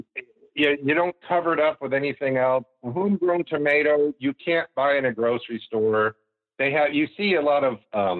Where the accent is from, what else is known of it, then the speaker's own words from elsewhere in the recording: the South, United States; I grew up in the South